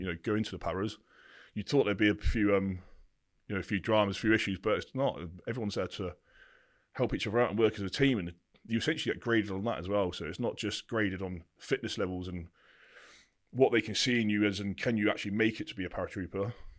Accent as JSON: {"language": "English", "town": "Bampton", "region": "South East England", "country": "United Kingdom", "tie": "born or raised there", "also_born_or_lived": "Burford", "said": "I started in a place called Burford in the Cotswolds. That's where I was essentially brought up until I was nine years old."}